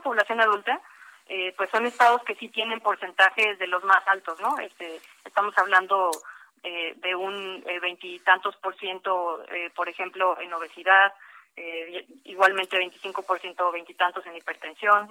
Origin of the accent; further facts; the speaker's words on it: Mexico; somos los mexicanos